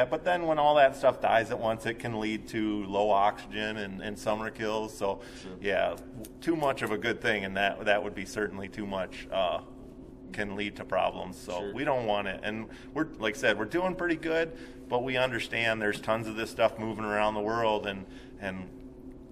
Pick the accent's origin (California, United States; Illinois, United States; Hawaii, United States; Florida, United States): Illinois, United States; Chicago; moved away; I grew up in the Chicagoland area